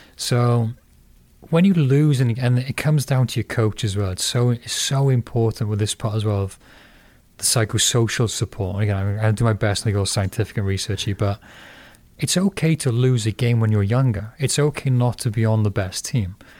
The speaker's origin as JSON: {"language": "English", "town": "Porthcawl", "region": "Wales", "country": "United Kingdom", "tie": "born or raised there", "moved": "as an adult", "lives_now": "Fremont, United States", "said": "where I grew up in Puthcall, you had local towns, Cannelly, Canfig Hill, um, Pile."}